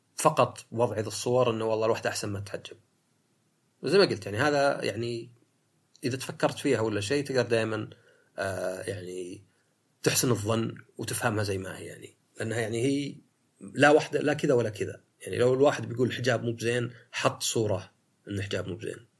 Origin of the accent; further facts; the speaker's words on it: Saudi Arabia; في السعودية عندنا